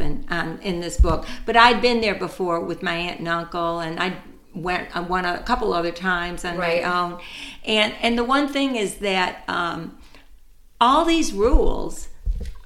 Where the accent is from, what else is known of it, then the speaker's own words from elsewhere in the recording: United States; I grew up here in an Italian culture, but I'm American